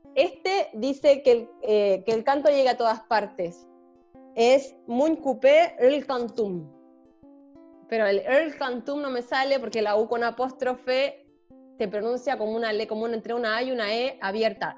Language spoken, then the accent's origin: Spanish; Chile; soy chilena